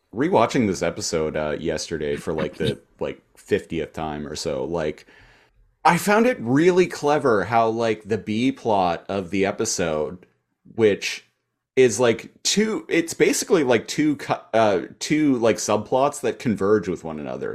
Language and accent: English; Canada; as a Canadian